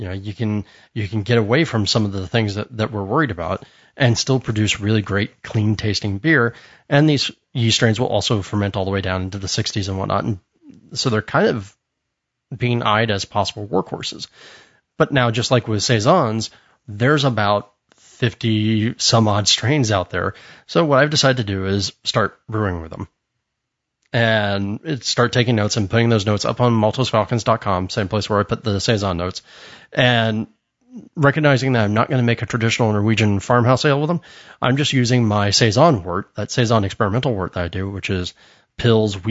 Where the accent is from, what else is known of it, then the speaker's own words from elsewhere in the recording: United States; I'm an American